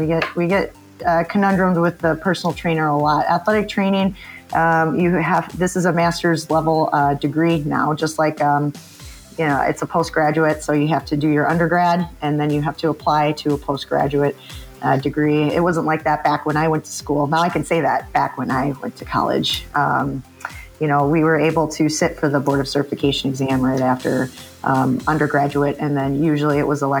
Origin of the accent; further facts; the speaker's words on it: Milwaukee, Wisconsin, United States; also born or lived in Madison, Wisconsin / West Virginia; Born and raised Wisconsinite